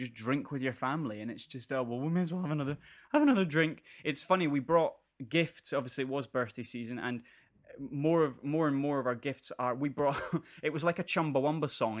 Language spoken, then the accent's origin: English; North Berwick, Scotland, United Kingdom; I'm from North Berwick and I know a lot of people from North Berwick.